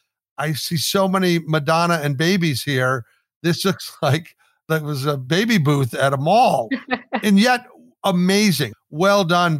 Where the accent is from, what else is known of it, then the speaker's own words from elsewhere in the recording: Midwest, United States; growing up in the Midwest here in America